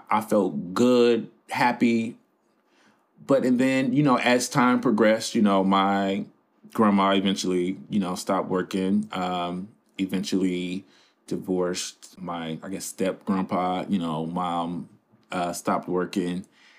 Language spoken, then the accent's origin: English; Chicago, Illinois, United States; As you said in the introduction, I am from the South Side of Chicago, which is an area that has been sort of in the light for a whole bunch of negative things probably since I could remember.